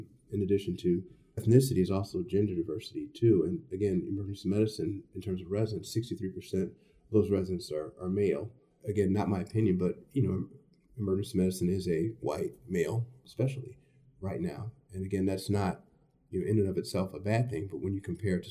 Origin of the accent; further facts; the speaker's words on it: Chicago, Illinois, United States; also born or lived in Stanford / St. Louis; I was born in Chicago and grew up here.